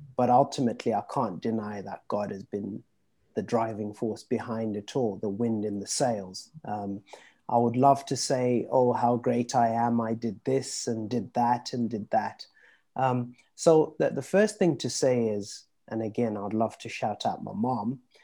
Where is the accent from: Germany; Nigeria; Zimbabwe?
Zimbabwe; moved away; I was born in Zimbabwe, and back in Zim, we used to get a lot of um, the British TV shows. So I grew up watching